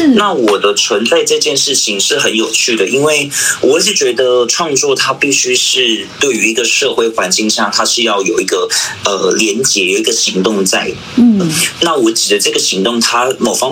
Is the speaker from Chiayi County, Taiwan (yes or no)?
no; Yanping, Taitung County, Taiwan; also born or lived in Tainan / Taipei; 我是来自台东延平乡的布农族。对，然后我毕业于台南应用科技大学舞蹈系